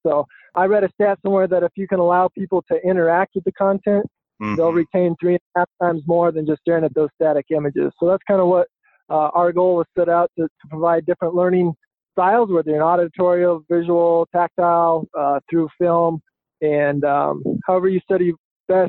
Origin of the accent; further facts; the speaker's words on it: Brush, Colorado, United States; I grew up in Brush, Colorado, and on the Eastern Plains, Colorado, in a small town on a farm